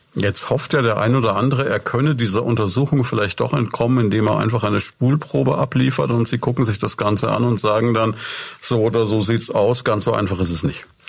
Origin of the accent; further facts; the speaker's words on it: Würzburg, Bavaria, Germany; ich bin selber auch Würzburger